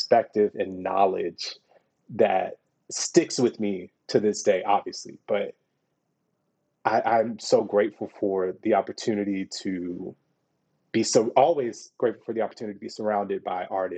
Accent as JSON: {"language": "English", "town": "Houston", "region": "Texas", "country": "United States", "also_born_or_lived": "Fort Worth, Texas", "moved": "as an adult", "said": "I'm from Houston, Texas"}